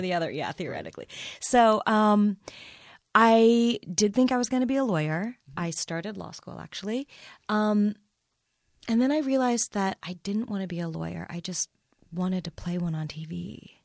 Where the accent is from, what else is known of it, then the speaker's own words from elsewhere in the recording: Midwest, United States; I was born and raised in the Midwest